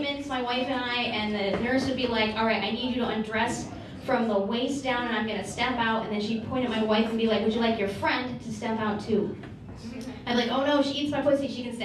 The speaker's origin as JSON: {"language": "English", "town": "Saginaw", "region": "Michigan", "country": "United States", "said": "I'm from Saginaw, Michigan."}